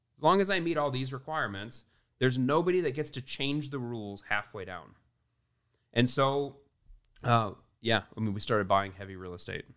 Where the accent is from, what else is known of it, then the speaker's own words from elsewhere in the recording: Midwest, United States; I grew up in the Midwest, meat and potatoes